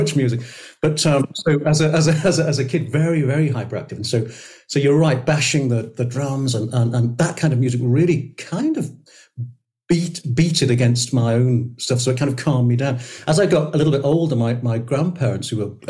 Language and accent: English; St Asaph, Wales, United Kingdom; I grew up in North Wales, as you can imagine, with brass bands and male voice choirs and the Steddfod